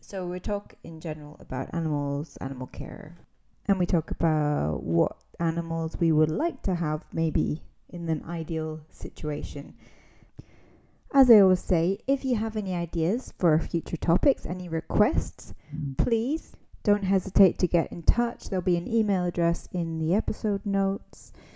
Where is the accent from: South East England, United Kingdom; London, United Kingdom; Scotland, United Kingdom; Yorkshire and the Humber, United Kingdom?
Scotland, United Kingdom; I'm an English teacher from Scotland